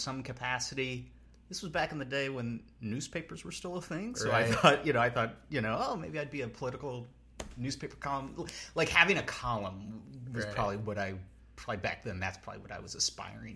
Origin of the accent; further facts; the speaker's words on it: New Jersey, United States; now in New York, United States; I grew up in New Jersey